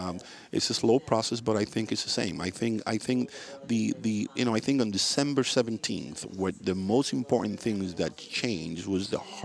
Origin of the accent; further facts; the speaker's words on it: Havana, Cuba; now in Miami, United States; my community, Miami, and the city where I was born, Havana.